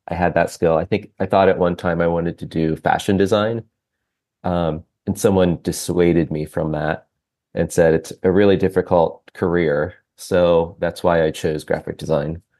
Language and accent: English; Ohio, United States; also born or lived in Lancaster, Pennsylvania; now in Cincinnati, United States; I grew up in Ohio, about two hours north of Cincinnati